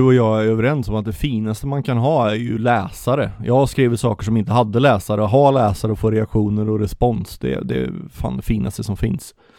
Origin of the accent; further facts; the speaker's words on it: Vartofta and Varnhem, Västergötland, Västra Götaland, Sweden; accent: västgötska; vårt djupt agrart västgötska arv. Vi kommer från Vartofta och Varnhem.